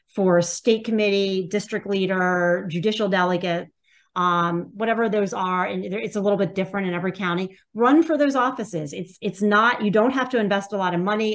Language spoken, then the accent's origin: English; Pennsylvania, United States; now in New York, United States; I'm from Pennsylvania. I grew up in Pennsylvania